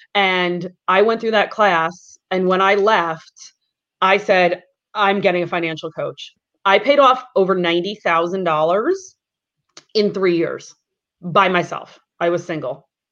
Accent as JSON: {"language": "English", "area": "Long Island", "region": "New York", "country": "United States", "tie": "born or raised there", "said": "growing up on Long Island"}